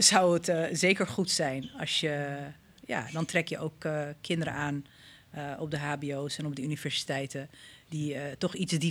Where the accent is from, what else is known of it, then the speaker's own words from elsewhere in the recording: Somalia; now in Netherlands; ik kom oorspronkelijk uit Somalië.